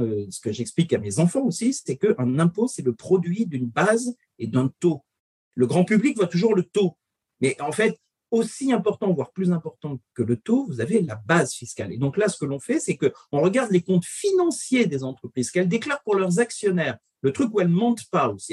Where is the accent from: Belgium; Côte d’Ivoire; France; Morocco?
France; Nous, on est français